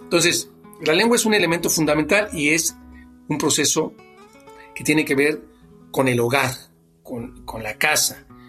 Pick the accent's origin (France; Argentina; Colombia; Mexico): Mexico; somos mexicanos